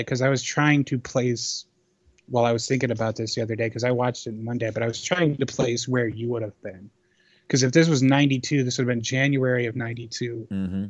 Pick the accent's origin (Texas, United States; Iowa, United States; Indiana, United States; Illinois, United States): Illinois, United States; Chicago; When I was a kid, I was growing up in Chicago's 90s Bulls